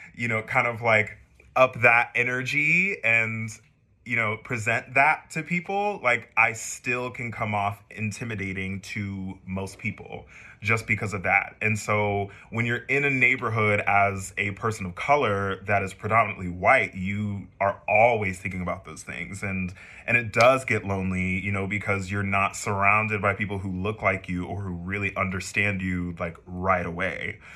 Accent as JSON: {"language": "English", "town": "San Antonio", "region": "Texas", "country": "United States", "moved": "yes", "said": "i am originally from San Antonio, Texas"}